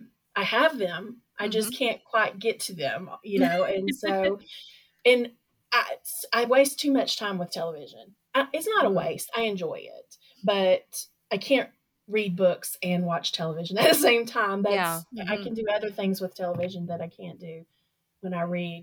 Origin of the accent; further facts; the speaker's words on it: Little Rock, Arkansas, United States; Little Rock is kind of is my hometown. I grew up here